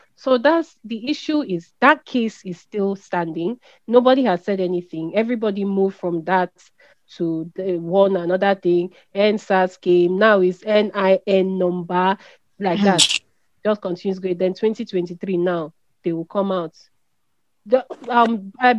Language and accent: English; Niger Delta, Nigeria; we are from the Niger Delta.